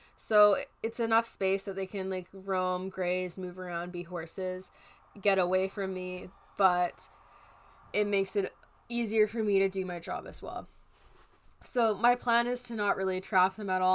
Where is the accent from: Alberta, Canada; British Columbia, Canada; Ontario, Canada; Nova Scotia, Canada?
British Columbia, Canada; as a Canadian